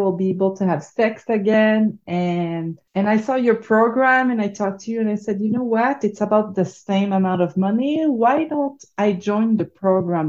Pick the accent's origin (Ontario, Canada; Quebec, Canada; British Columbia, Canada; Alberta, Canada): Quebec, Canada; accent: French; So I'm born and raised in Quebec. So I'm born an hour away from Montreal, and right now I'm in Montreal. So that's the French accent you are hearing right now.